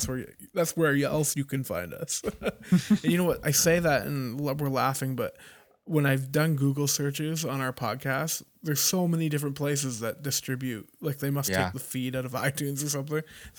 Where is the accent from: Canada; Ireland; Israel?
Canada; you probably know I'm Canadian